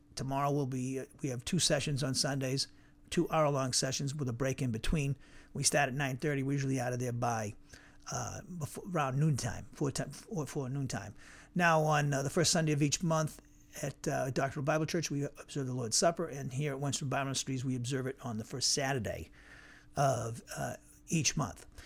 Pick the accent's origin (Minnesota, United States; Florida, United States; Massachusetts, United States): Massachusetts, United States; Norwood; moved away; also born or lived in Cedar Rapids, Iowa; my hometown, in Norwood, Massachusetts